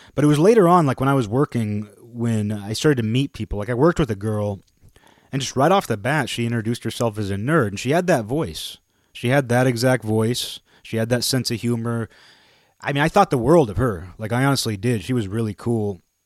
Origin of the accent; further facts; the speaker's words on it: Kirkland, Washington, United States; I was from Kirkland.